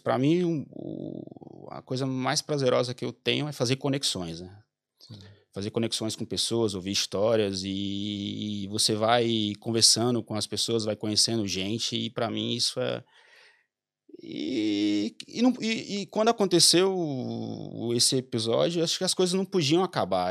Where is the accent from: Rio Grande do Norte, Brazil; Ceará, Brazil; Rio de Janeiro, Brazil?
Rio Grande do Norte, Brazil; Mossoró; moved away as an adult; also born or lived in Goiás / Belém / São Paulo / Chile; eu sou de Mossoró, Rio Grande do Norte